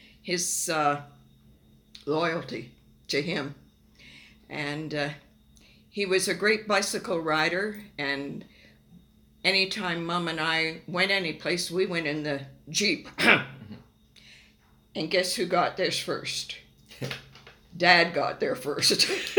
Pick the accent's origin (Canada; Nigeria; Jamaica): Nigeria; Lagos; born there; I was born in Nigeria, West Africa, in Yaba County.